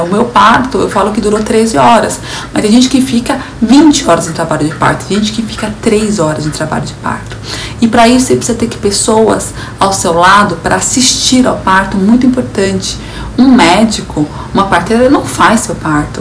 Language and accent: Portuguese; São Paulo, Brazil; eu sou de São Paulo